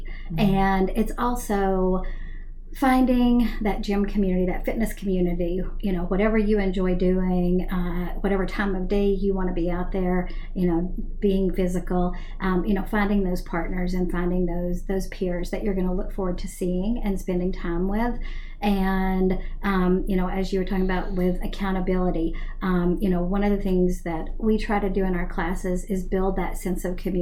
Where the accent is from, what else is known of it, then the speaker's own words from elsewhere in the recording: Tennessee, United States; moved away as an adult; also born or lived in Prince George's County, Maryland; now in Rockville, United States; I'm originally from Tennessee